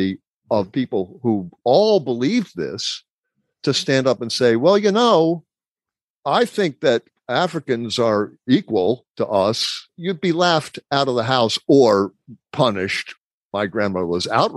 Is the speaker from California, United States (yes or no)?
no; Baltimore, Maryland, United States; growing up in Baltimore